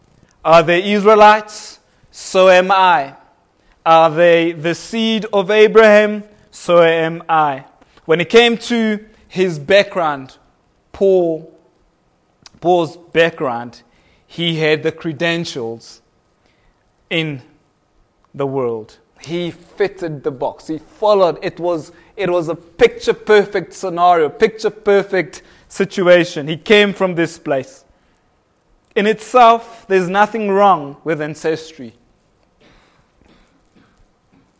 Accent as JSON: {"language": "English", "country": "Kenya", "tie": "born or raised there", "moved": "yes", "lives_now": "South Africa", "said": "I was born in Kenya"}